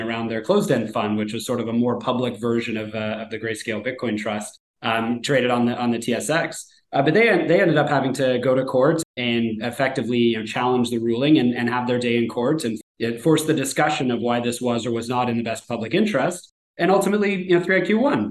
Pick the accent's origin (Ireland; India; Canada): Canada; me as a Canadian